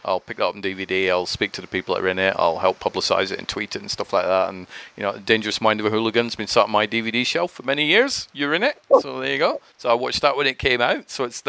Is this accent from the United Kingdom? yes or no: yes; Scotland, United Kingdom; accent: mixture of Scottish and English; now in Manchester, United Kingdom; Well, I'm from Scotland originally. That's why my accent is a bit weird. So it's like a mixture of Scottish and English, my thing. So, but yeah, I'm from Scotland, live near Manchester now.